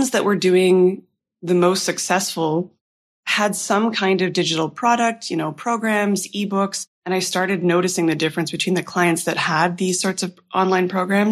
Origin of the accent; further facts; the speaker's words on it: Ottawa, Ontario, Canada; moved away as an adult; also born or lived in Toronto / Vancouver; now in Half Moon Bay, Canada; I grew up in Ottawa and then went to school in Toronto and then moved to Vancouver about 7 years ago.